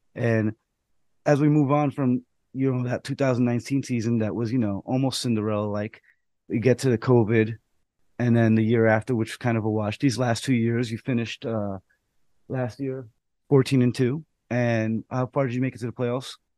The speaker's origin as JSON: {"language": "English", "town": "New York City", "region": "New York", "country": "United States", "tie": "born or raised there", "said": "I'm from the Bronx. I grew up not that far from where I was umpiring."}